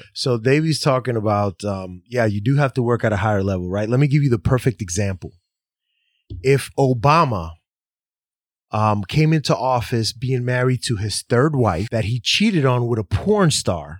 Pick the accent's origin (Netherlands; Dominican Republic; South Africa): Dominican Republic; I'm from the Dominican Republic. I'm white.